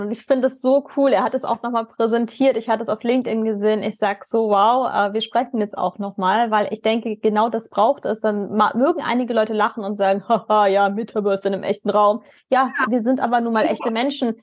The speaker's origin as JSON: {"language": "German", "country": "Germany", "said": "als Deutsche"}